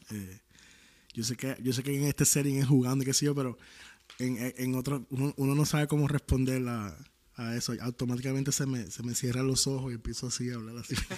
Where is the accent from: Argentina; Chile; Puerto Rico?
Puerto Rico; soy de Puerto Rico.